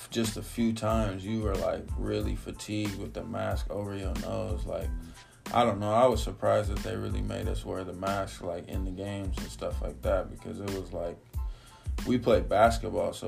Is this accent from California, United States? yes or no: yes; California, United States; moved away as an adult; now in Detroit, United States; I'm originally from California, so I lived in California until I was like 18